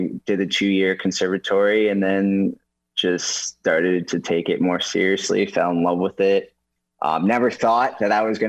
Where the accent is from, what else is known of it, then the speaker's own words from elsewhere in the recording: New York City, New York, United States; I'm from New York City, actually. So I just moved out here for NCIS Hawaii, living the dream.